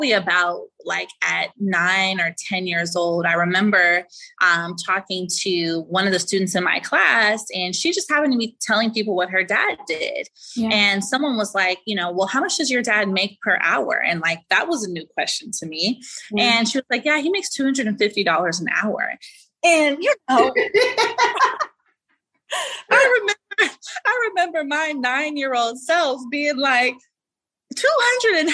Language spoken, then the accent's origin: English; Inglewood, California, United States; The school is in Pasadena, and then I grew up in Inglewood